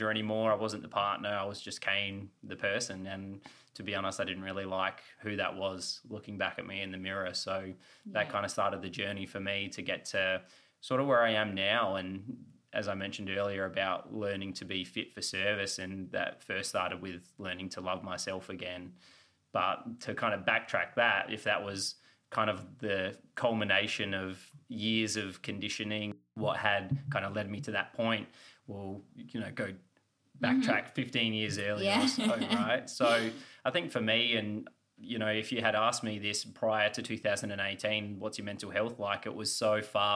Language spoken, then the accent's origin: English; Australia; moved away as an adult; also born or lived in Los Angeles, United States / Austin, Texas, United States; being the Aussie.